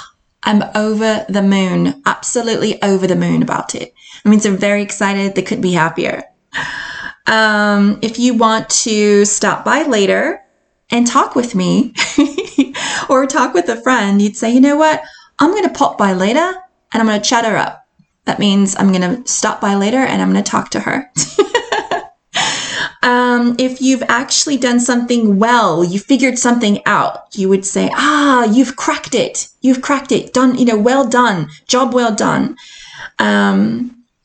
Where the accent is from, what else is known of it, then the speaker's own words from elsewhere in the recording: United States; accent: American; moved away as an adult; now in Edinburgh, United Kingdom; I love being an American. I love my American accent